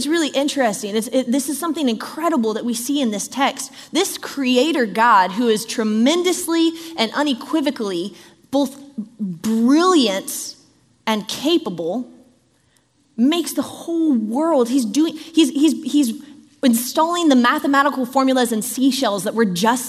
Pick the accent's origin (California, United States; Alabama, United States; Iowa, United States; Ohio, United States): California, United States; Southern; I grew up in Southern California, which is earthquake country.